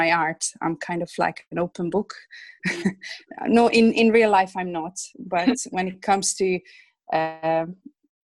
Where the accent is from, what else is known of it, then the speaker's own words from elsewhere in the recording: Hungary; English is a second language; moved away as an adult; now in England; I'm originally from Hungary. That's where I was born and that's where I grew up. I came to England about 20 years ago.